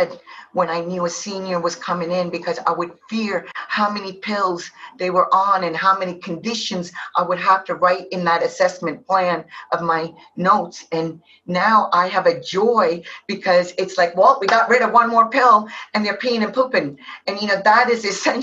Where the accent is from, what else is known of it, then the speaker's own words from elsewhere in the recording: India; now in United States; I'm originally from India